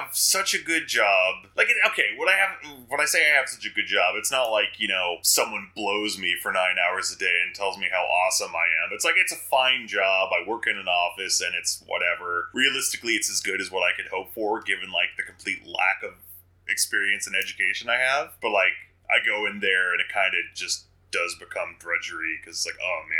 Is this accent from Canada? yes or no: yes; Canada; also born or lived in Toronto / Cambridge; I'm Canadian